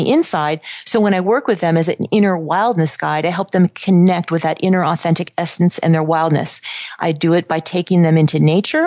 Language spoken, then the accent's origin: English; Silicon Valley, California, United States; also born or lived in Los Angeles; I grew up in Silicon Valley.